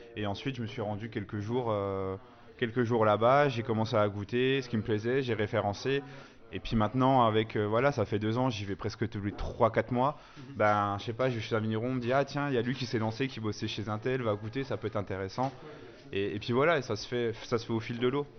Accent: Bourgogne-Franche-Comté, France; moved away as an adult; also born or lived in Alsace; je viens de Franche-Comté. Je suis pas alsacien, moi, donc pareil, je suis franc-comtois.

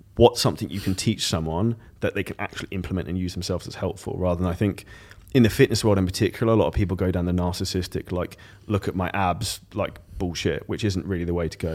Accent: United Kingdom; I'm British

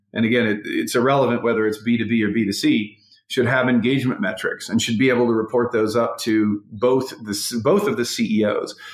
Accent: North Carolina, United States; also born or lived in West Virginia; I'm a kid that grew up in a small town in North Carolina. I was born in West Virginia.

